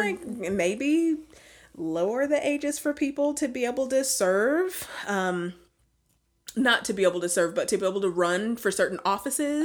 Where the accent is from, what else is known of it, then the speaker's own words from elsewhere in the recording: Alabama, United States; we're from the United States, but now because we're from Alabama.